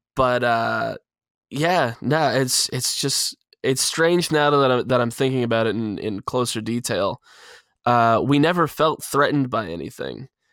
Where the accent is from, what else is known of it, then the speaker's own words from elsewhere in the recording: Pennsylvania, United States; in my state, in my hometown